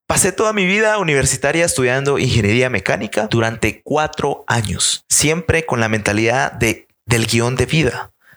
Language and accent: Spanish; Guatemala; Yo nací en Guatemala en 1995 no hagas la mate, tengo 23 años actualmente y pues me crié en una familia maravillosa